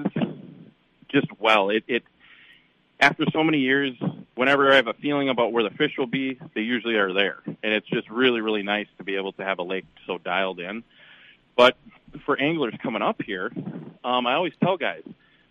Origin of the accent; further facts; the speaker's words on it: Chisago City, Minnesota, United States; moved away as an adult; now in Garrison, United States; Growing up in Chisago, and then my grandparents had a place